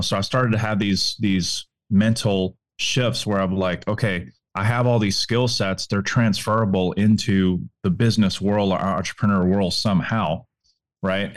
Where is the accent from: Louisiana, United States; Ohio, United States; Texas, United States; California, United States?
Louisiana, United States; New Orleans; I'm from New Orleans, Louisiana